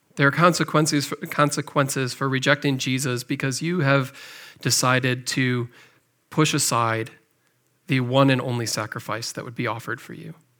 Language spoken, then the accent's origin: English; McHenry, Illinois, United States; moved away; also born or lived in Cahokia, Illinois; I grew up in McHenry, Illinois, just over the border, not too far away from here.